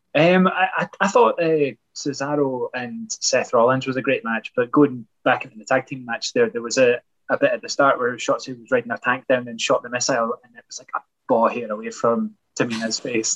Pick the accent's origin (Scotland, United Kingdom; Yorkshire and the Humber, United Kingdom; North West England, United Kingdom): Scotland, United Kingdom; Edinburgh; I don't come from Glasgow. Uh, I come from Edinburgh